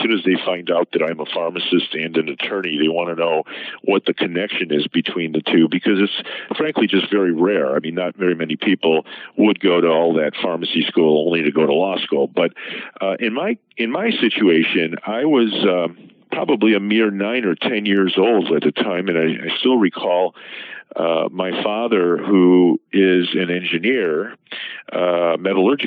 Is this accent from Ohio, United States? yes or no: yes; Cleveland, Ohio, United States; moved away as an adult; also born or lived in Columbus, Ohio / Chicago, Illinois; I'm originally from Ohio, specifically from the Cleveland area